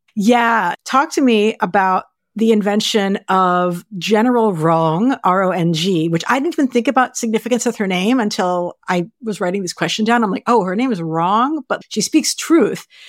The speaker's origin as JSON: {"language": "English", "country": "United States", "said": "we're American"}